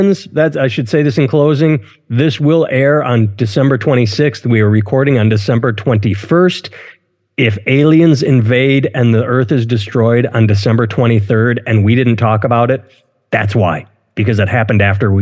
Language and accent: English; United States; I'm an American